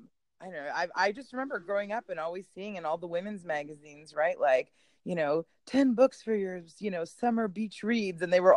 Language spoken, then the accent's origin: English; Canada; also born or lived in Poland; now in Texas, United States; a girl living in Texas, but I am from all kinds of places with all kinds of background. I was born in Poland and raised in Canada and married a Texan.